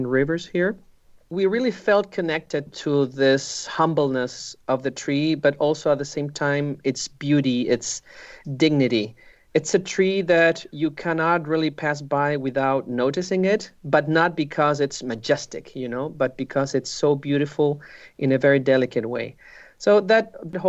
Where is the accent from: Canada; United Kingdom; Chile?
Chile; Curicó, Maule; moved away as an adult; now in Santiago, Chile; I grew up in Curicó, which is a small city south of Santiago in Chile. I spent all my childhood there, and I came to Santiago, where I live now, to study in the university.